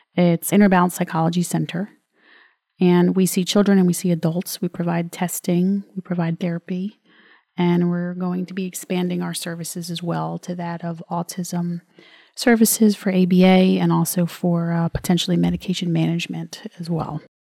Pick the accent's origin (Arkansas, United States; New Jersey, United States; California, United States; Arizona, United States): New Jersey, United States; I'm from New Jersey.